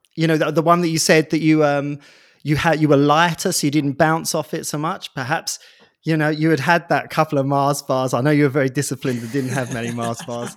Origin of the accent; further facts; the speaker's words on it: United Kingdom; I'm British